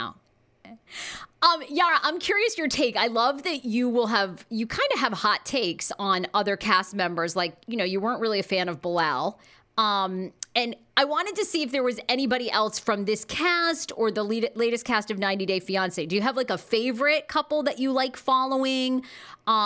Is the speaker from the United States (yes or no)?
yes; Maine, United States; moved away; I'm from Maine. I went back to Maine this summer